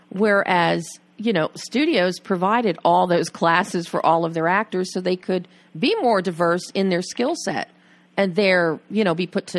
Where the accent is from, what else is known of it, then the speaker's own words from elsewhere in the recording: Philadelphia, Pennsylvania, United States; growing up in Philly.